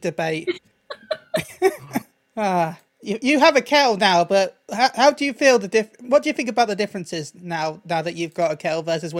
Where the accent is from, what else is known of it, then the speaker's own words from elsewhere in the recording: Texas, United States; Talon, look, as an American, right? I'm a Texan, right? Sorry. Look, as an American, we right? Do. I'm a Texan, right? We do sweet tea like no one else.